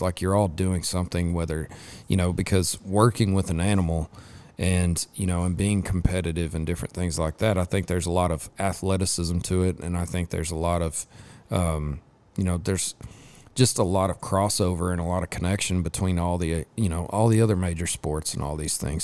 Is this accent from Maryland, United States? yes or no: no; Lubbock, Texas, United States; I grew up in West Texas, I grew up over in Lubbock